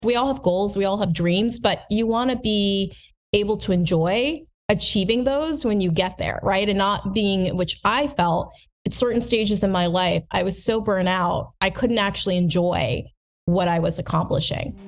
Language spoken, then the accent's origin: English; United States; also born or lived in New Jersey / Lancaster, Pennsylvania; I grew up in New Jersey, rather from Lancaster, Pennsylvania